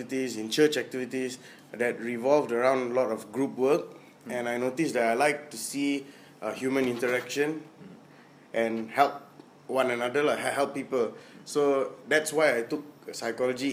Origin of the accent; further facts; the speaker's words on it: Penang, Malaysia; I came from Bukit Glugor. I actually did my Standard 4, Standard 5, Standard 6 there